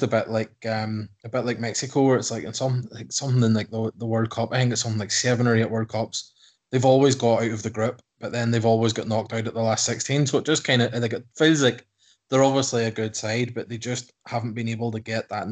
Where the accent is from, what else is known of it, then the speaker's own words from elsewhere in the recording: Ireland; I'm from Ireland